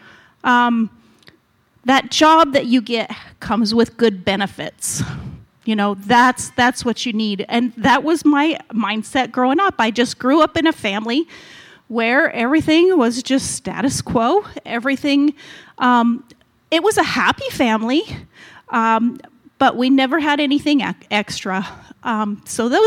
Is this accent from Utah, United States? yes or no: yes; Utah, United States; moved away as an adult; also born or lived in California / Missouri / Colorado; I grew up in Utah